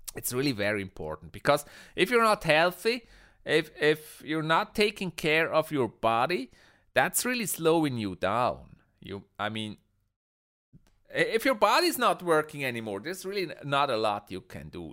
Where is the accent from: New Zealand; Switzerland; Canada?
Switzerland; I'm from Switzerland